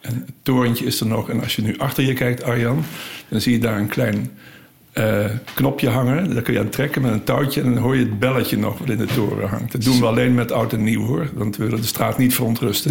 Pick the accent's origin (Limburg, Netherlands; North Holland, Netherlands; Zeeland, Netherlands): Limburg, Netherlands; moved away as an adult; now in Utrecht, Netherlands; ik ben zeker als Limburger